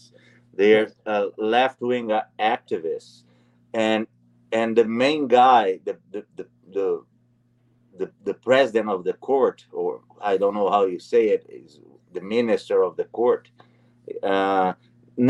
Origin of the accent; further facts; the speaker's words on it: Brazil; moved away as an adult; now in Canada; I left Brazil. I'm a Brazilian Canadian. I'm a Canadian citizen and a Brazilian citizen. I left Brazil in 2002.